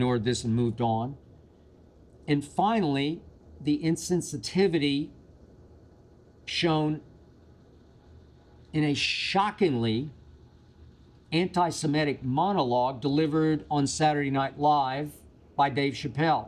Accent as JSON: {"language": "English", "region": "Oklahoma", "country": "United States", "tie": "born or raised there", "said": "I did grow up in what used to be called Indian Territory, state of Oklahoma"}